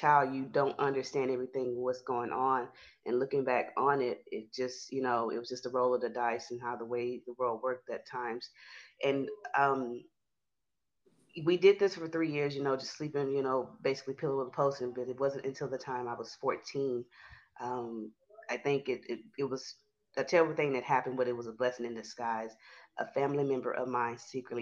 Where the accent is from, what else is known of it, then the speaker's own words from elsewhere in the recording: Houston, Texas, United States; I'm from Houston, Texas.